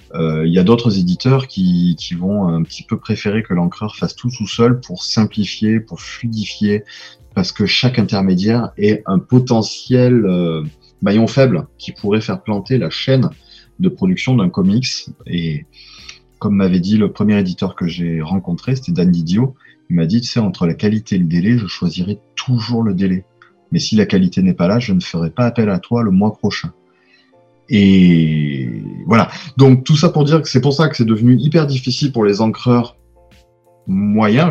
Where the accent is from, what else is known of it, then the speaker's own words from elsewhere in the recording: Provence-Alpes-Côte d'Azur, France; accent: Provençal; moved away as an adult; also born or lived in Lille / Tours; je suis provençal, ça s'entend un peu